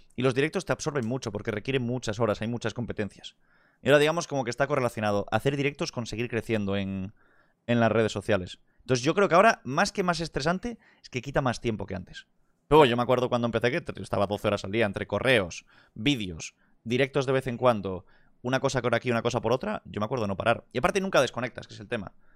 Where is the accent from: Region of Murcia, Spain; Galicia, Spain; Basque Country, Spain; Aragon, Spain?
Galicia, Spain; Vigo; also born or lived in Madrid; Aquí es donde me crié. Vigo City.